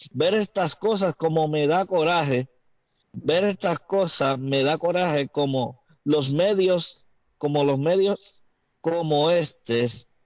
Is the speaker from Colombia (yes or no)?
no; Puerto Rico; Somos boricuas, somos ciudadanos americanos, somos negros, blancos, e indígenas, orgullo, orgullo del mundo, somos Puerto Rico.